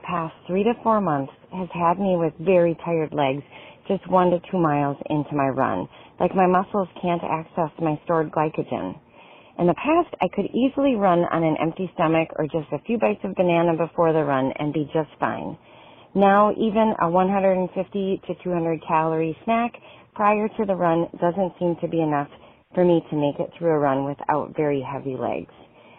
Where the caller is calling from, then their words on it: Western Wisconsin, United States; calling from Western Wisconsin.